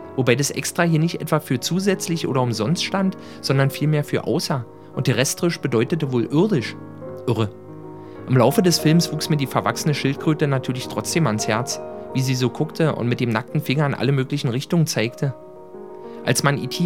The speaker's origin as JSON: {"language": "German", "region": "Berlin", "country": "Germany", "tie": "born or raised there"}